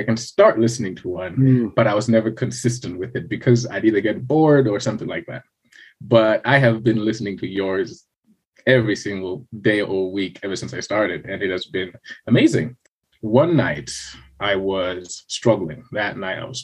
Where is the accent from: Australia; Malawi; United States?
Malawi; Blantyre, Southern Region; also born or lived in Lilongwe, Malawi; I was originally from Blantyre, so I moved to the capital, worked there for about 3 years, and then now I moved back here